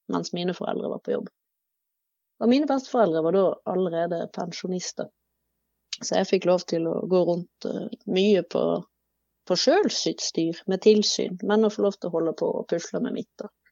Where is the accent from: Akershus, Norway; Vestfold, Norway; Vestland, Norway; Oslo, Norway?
Vestland, Norway; Bergen; jeg er jo eh, oppvokst i Bergen kommune, innenfor det som kalles Bergens randsoneområde.